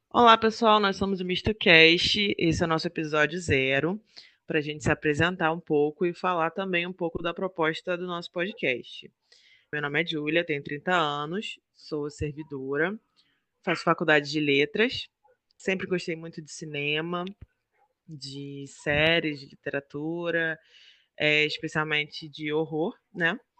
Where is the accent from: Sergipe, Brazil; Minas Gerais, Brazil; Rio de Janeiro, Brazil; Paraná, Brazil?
Rio de Janeiro, Brazil